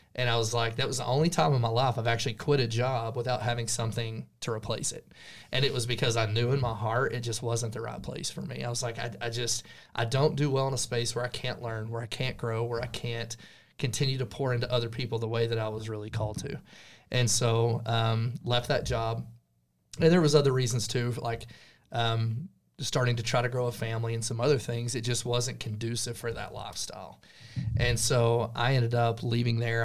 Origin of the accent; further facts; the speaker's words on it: Stinnett, Texas, United States; now in Amarillo, United States; I grew up here in the Texas Panhandle, about fifty miles away from Amarillo, little small town called Stinnett